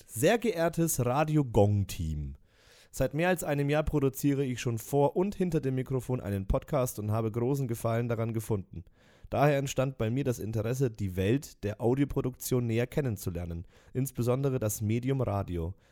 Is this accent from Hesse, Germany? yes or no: no; Nuremberg, Bavaria, Germany; born there; ebenso bin ich in Nürnberg geboren und kenne und liebe diese Stadt.